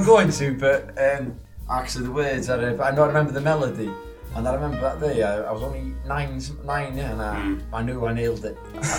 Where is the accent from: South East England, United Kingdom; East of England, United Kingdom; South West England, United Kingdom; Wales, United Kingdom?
Wales, United Kingdom; Welsh